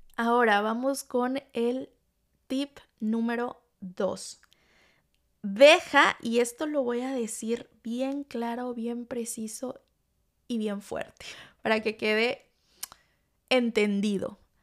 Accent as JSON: {"language": "Spanish", "town": "Tlalixcoyan", "region": "Veracruz", "country": "Mexico", "tie": "born or raised there", "moved": "yes", "said": "mi pueblito Tlalixcoyan, en Veracruz"}